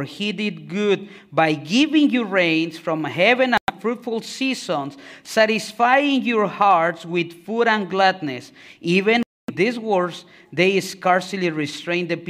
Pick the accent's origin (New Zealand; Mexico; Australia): Mexico; Mexico City; moved away; I'm from Mexico. Okay, I'm from Mexico City.